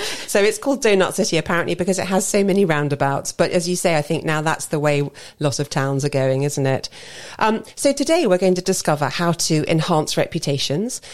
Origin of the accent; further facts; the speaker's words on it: Basingstoke, South East England, United Kingdom; Basingstoke is my hometown, and what you may not know is that us local, locals like to call it Amazing Stoke